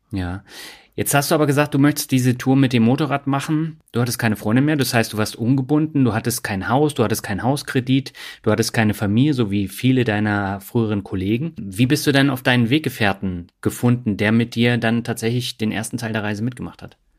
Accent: Swabia, Germany; moved away; Meine Leitung geht heute in meine alte Heimat, das Schwabenland

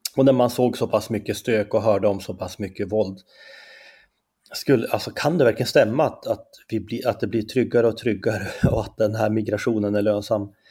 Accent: Skellefteå, Västerbotten County, Sweden; accent: Norrland; moved away as an adult; also born or lived in Umeå; now in Stockholm, Sweden; jag är ju från Norrland, det kanske man hör på min dialekt direkt.

